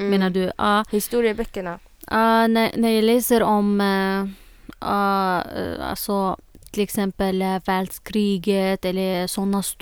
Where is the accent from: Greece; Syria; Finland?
Syria; Swedish is a second language; now in Sweden; jag flyttade från Syrien till, här, till eh, Sverige.